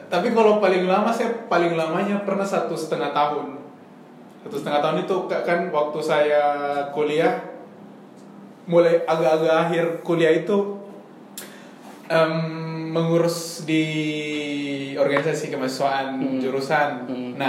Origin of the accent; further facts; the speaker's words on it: Makassar, South Sulawesi, Indonesia; now in Merauke, Indonesia; iya saya Makassar Makassar Bobau terus